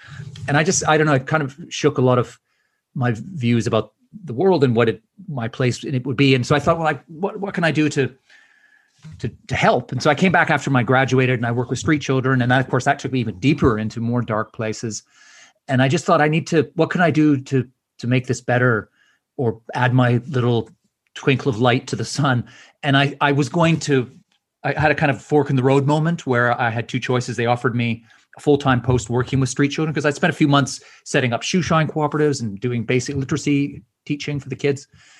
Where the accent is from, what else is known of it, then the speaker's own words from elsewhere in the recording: Edmonton, Alberta, Canada; I was just wandering around a academic fair in my hometown in Edmonton